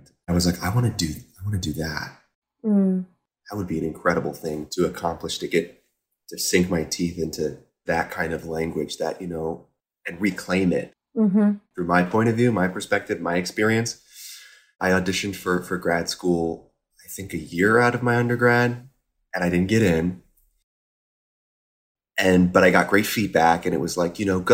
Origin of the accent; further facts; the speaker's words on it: Carmel, Indiana, United States; moved away as an adult; also born or lived in Boston; I grew up in Carmel, Indiana